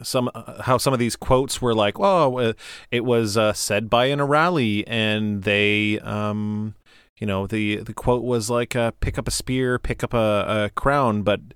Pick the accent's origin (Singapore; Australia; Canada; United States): Canada; We are Canadian, so honor has a U.